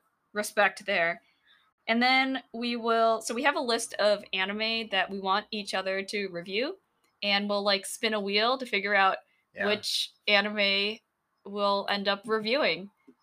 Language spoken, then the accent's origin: English; Wisconsin, United States; also born or lived in Philippines; We're based in the Midwest, and we grew up in Wisconsin. You could probably tell from our accents.